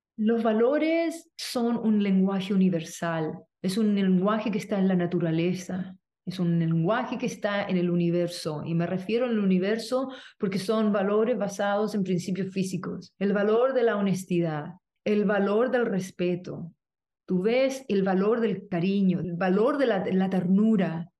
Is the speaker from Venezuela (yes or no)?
no; Chile; moved away as an adult; now in United States; vengo de Chile, soy chilena, me fui de Chile